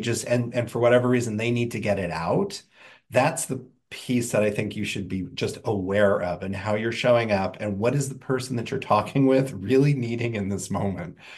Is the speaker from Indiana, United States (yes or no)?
yes; Indiana, United States; I grew up in Indiana